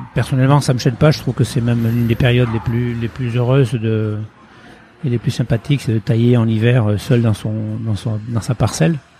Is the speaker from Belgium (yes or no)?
no; Pauillac, Nouvelle-Aquitaine, France; born or raised there; also born or lived in Portugal / Île Patiras / Bordeaux